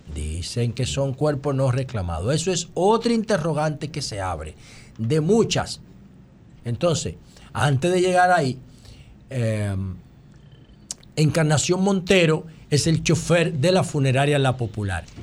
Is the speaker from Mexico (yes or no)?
no; Dominican Republic; nuestro país